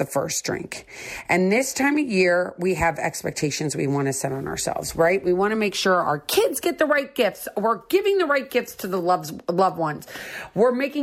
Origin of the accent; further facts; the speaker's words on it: St. Louis, Missouri, United States; Growing up in St. Louis, Missouri